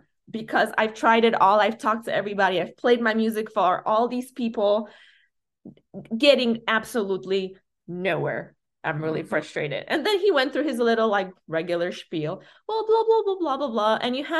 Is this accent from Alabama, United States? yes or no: no; Chicago, Illinois, United States; when I said I do house and I'm from Chicago